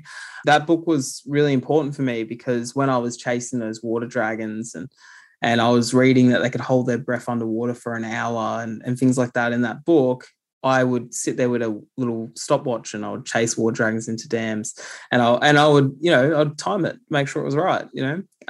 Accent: New South Wales, Australia; also born or lived in South Coast, New South Wales / Tumby Bay, South Australia / Bungonia, New South Wales; I grew up in the Illawarra region of New South Wales, and the South Coast is where I was born, but I also spent time in Tumby Bay in South Australia. And I also spent time in Bungonia, which is in the central Tablelands of New South Wales.

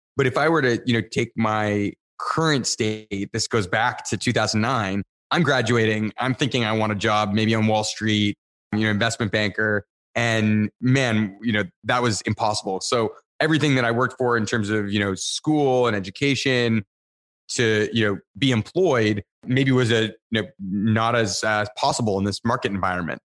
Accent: Niagara Falls, Ontario, Canada; I grew up in Niagara Falls, Canada

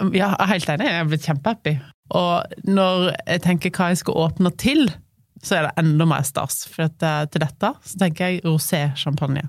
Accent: Voss, Vestland, Norway; moved away as an adult; also born or lived in Oslo; now in Høvik, Norway; jeg er fra Voss.

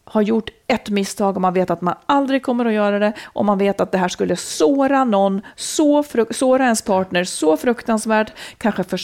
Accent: Dalarna County, Sweden; moved away

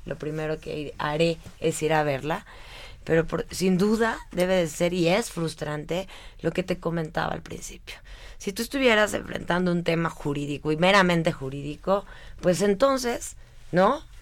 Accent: Mexico; como ciudadana mexicana que soy

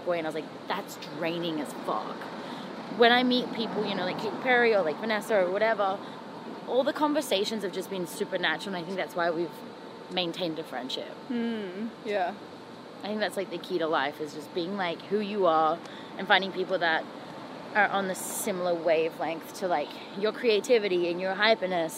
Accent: Australia; moved away as an adult; also born or lived in Toronto, Canada; now in Los Angeles, United States

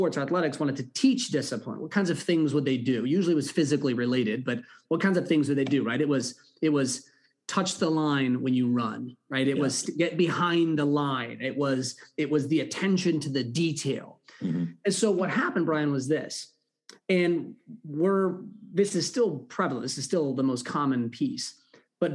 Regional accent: California, United States; I grew up in California

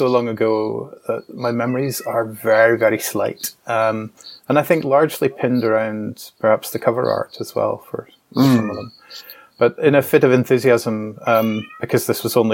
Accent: Scotland, United Kingdom; also born or lived in Glasgow; as a Scottish person

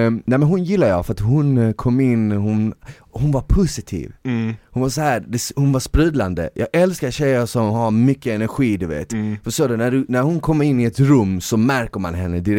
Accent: Eskilstuna, Södermanland, Sweden; now in Stockholm, Sweden; jag är från Eskilstuna i grund och botten och jag flyttade

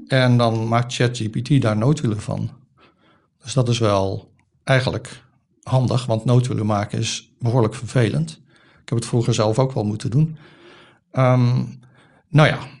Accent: Rotterdam, South Holland, Netherlands; born or raised there

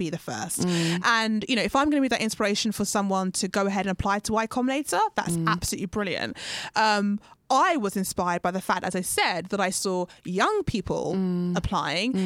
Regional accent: United Kingdom; I'm British Ghanaian

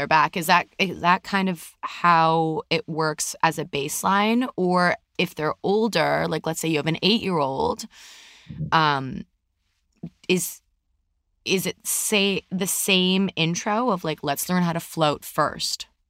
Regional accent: Canada; moved away as an adult; now in California, United States; We're from Canada, obviously, for people who didn't know, and we now live in California.

